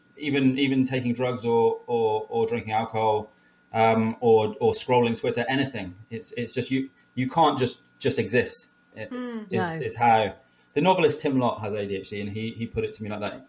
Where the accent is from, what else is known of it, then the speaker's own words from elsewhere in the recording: Somerset, South West England, United Kingdom; moved away; I come from Somerset originally